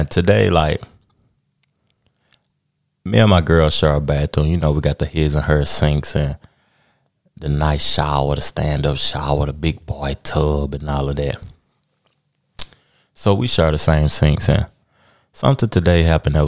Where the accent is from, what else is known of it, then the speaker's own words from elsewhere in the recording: Knoxville, Tennessee, United States; I'm from Knoxville, Tennessee.